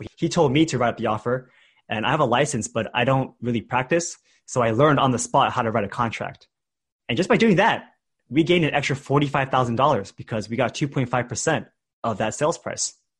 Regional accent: Bay Area, California, United States; I grew up in the Bay Area in a different city

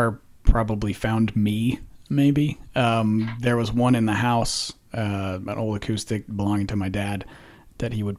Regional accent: Menlo Park, California, United States; moved away as an adult; now in Texas, United States; I grew up in Menlo Park in California

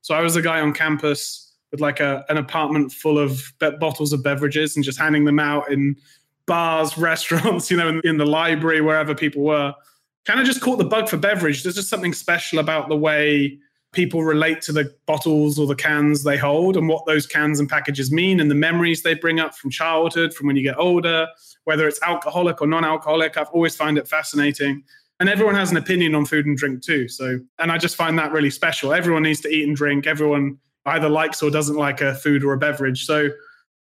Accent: Midlands, United Kingdom; moved away as an adult; also born or lived in London; now in New York, United States; I'm originally from the UK, grew up in the Midlands there, moved to London, and then I moved here actually 2 years today to the US.

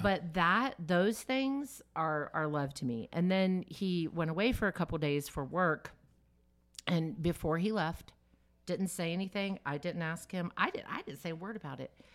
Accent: the South, United States; I grew up in the South

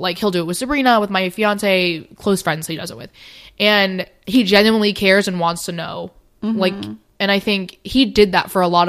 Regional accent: United States; Obviously, I am Asian, but I was adopted at 9 months old. So 100%, like, I was, mm-hmm. I'm American.

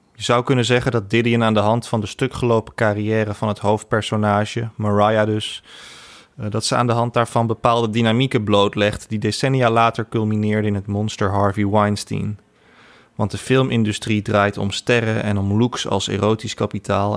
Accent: Laren and Blaricum, North Holland, Netherlands; also born or lived in Amsterdam; mijn jeugd in Laren en Blaricum

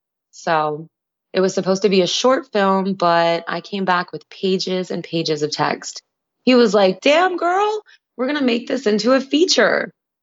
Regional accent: Staten Island, New York, United States; it meant a lot to me to film in my hometown where I had lost so many loved ones to that epidemic.

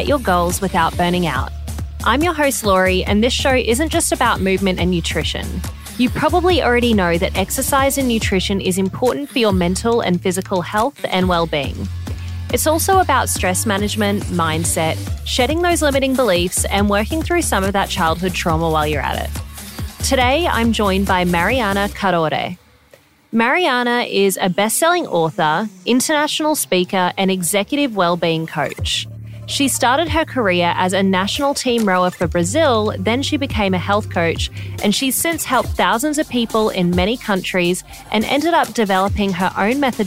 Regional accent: Australia; As an Australian

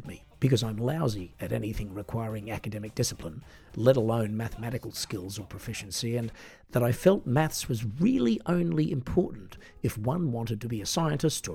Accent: Australia; I'm an Australian singer-songwriter

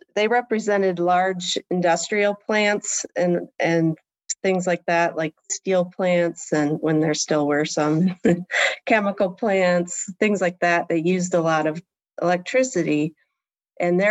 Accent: Port Clinton, Ohio, United States; moved away as an adult; also born or lived in Kalamazoo, Michigan / New York / Germany; now in Washington, D.C., United States; that's where I really grew up, in Port Clinton, Ohio, which is a small town on Lake Erie.

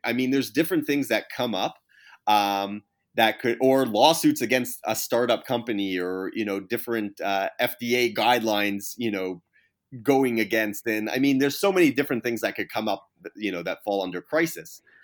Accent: Canada; moved away; I'm Canadian to begin with. Uh, you know, I was born in Canada to begin with.

